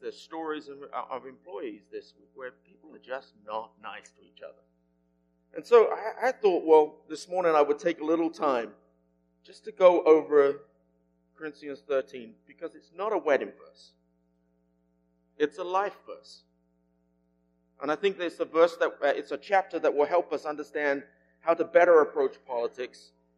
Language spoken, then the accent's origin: English; England, United Kingdom; moved away; my home country is England